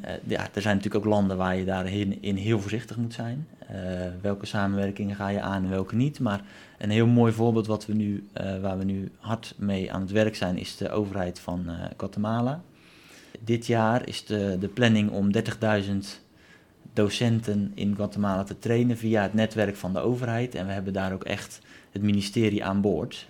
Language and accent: Dutch; Netherlands; als Nederlander